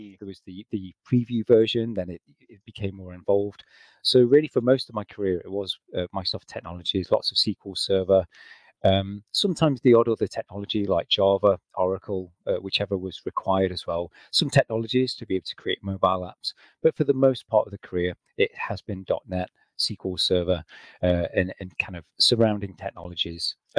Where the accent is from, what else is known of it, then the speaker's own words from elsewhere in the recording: England, United Kingdom; now in Scotland, United Kingdom; So, yep, I'm originally from England. I've moved around a bit. I'm now based in Scotland.